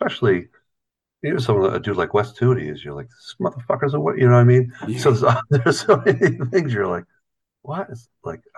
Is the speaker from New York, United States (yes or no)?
yes; Watertown, New York, United States; I grew up in Watertown, New York